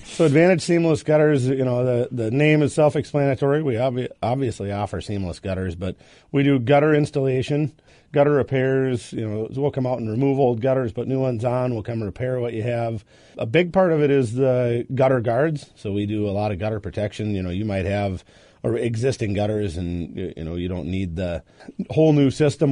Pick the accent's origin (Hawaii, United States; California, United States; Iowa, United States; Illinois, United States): Iowa, United States; now in Minnesota, United States; I'm actually from Iowa originally